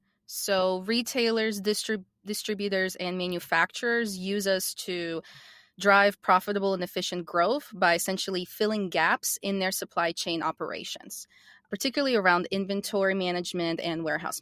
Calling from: Atlanta, Georgia, United States; I am the co-founder and chief commercial officer of Porter Logic, and I am calling in from Atlanta, Georgia.

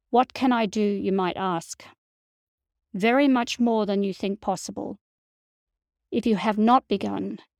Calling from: Montreal, Quebec, Canada; in Montreal, Canada

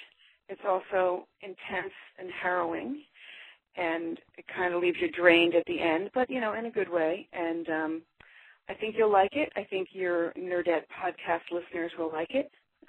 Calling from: Alaska, United States; I'm calling from Alaska, and I'm calling with my summer reading homework.

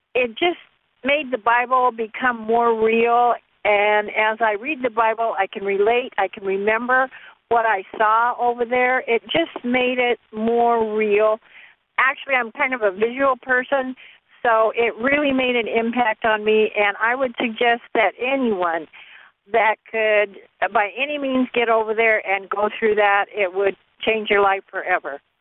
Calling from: Spokane, Washington, United States; I'm calling from Spokane, Washington

